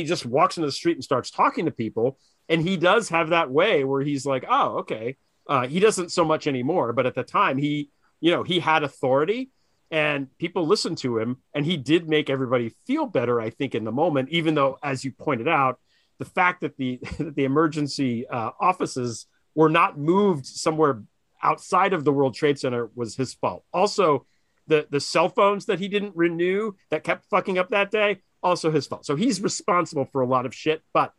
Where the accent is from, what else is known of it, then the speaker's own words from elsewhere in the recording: New York City, New York, United States; as a New Yorker who lived there, that meant that all the tourists just stayed there, which I kind of dug.